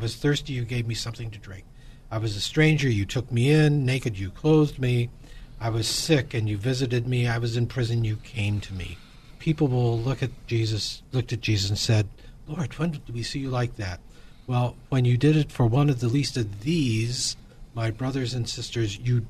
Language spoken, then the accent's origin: English; Midwest, United States; now in California, United States; I'm originally from the Midwest.